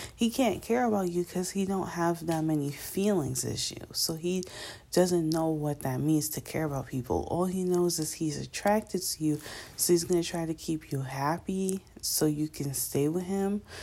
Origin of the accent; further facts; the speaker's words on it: New York, United States; I'm from New York.